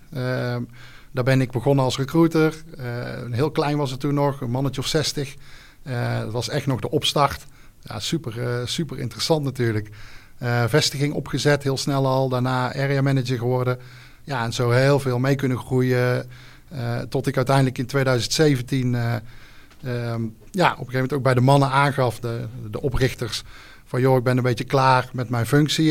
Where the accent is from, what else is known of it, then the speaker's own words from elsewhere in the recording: Gilze, North Brabant, Netherlands; Ik kom uit Gilze, een mooi dorpje in, in Brabant. daar woon ik samen met mijn vrouw, twee kids